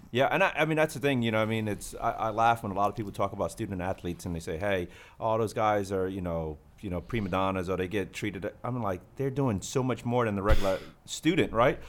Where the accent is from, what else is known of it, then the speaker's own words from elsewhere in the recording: Northeast, United States; I'm from the Northeast